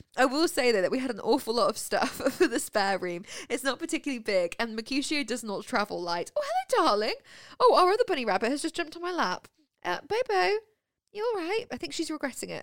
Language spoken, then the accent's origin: English; near Birmingham, West Midlands, United Kingdom; now in Winchester, United Kingdom; I come from Stetson Coalfield, a town that is twenty minutes from Birmingham